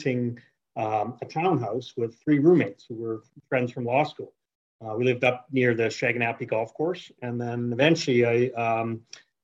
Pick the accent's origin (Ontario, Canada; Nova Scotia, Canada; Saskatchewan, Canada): Saskatchewan, Canada; Regina; moved away as an adult; also born or lived in Aix-en-Provence, France; now in Calgary, Canada; I lived in Regina from the age of eight up until the end of high school